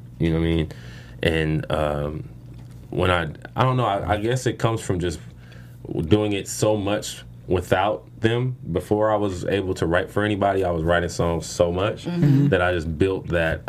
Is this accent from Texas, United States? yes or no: no; Inglewood, California, United States; I'm from Inglewood, California